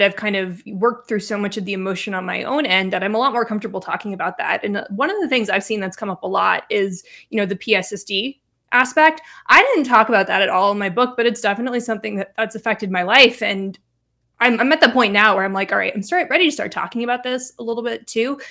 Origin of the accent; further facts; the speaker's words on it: Reno, Nevada, United States; So I grew up in Reno, Nevada.